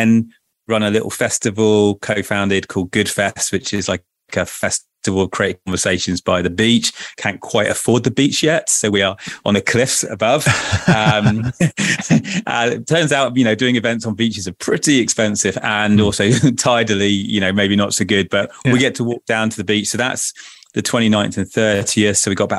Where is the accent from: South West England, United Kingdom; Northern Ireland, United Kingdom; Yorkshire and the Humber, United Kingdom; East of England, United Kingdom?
South West England, United Kingdom; also born or lived in Torquay; So I grew up in what's called the clays, the rural clay mining area of Cornwall, surrounded by nature.